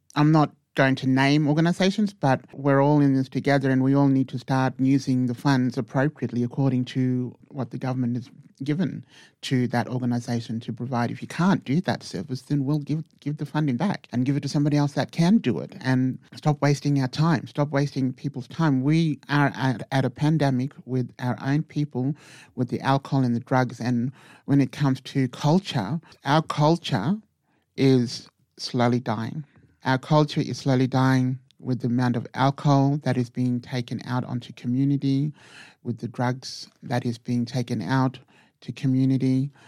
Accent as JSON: {"language": "English", "town": "Hermannsburg", "region": "Northern Territory", "country": "Australia", "lives_now": "Titjikala, Australia", "said": "I'm from Hermsburg um, Dari community"}